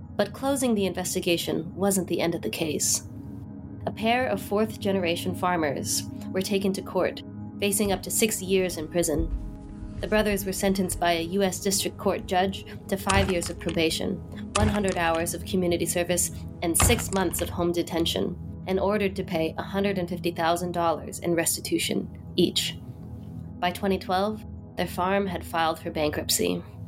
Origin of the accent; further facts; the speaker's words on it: San Jose, California, United States; working on an urban farm in my hometown of San Jose, California.